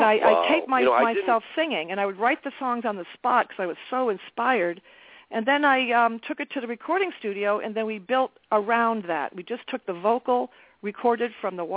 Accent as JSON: {"language": "English", "town": "South Sutton", "region": "New Hampshire", "country": "United States", "tie": "born or raised there", "lives_now": "New London, United States", "said": "I grew up in New Hampshire, in the country, in South Sutton, New Hampshire, so it's not a city."}